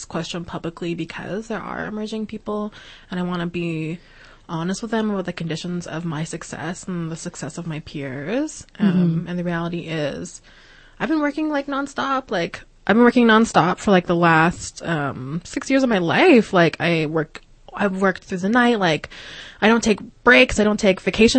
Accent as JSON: {"language": "English", "town": "Regina", "region": "Saskatchewan", "country": "Canada", "tie": "born or raised there", "also_born_or_lived": "Montreal", "moved": "yes", "said": "when I was growing up in Regina and what led me to move to Montreal"}